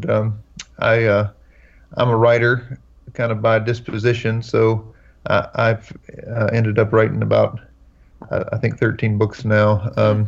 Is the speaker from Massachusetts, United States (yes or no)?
no; North Carolina, United States; I grew up here in North Carolina and was raised Baptist in North Carolina.